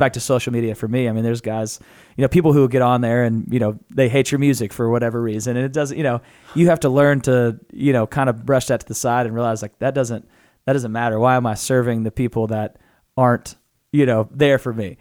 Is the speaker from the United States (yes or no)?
yes; Natural Dam, Arkansas, United States; I'm from Natural Dam, Arkansas.